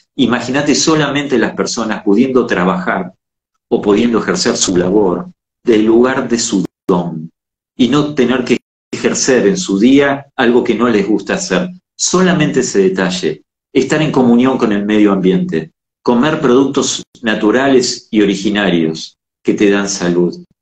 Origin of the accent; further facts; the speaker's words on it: Argentina; Somos América, somos Argentina